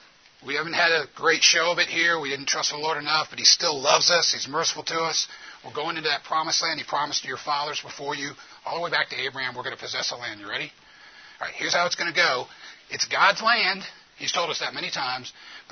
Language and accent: English; the South, United States; born there; Okay, I was born in the South. I'm a white guy. I'm from an upper middle class background.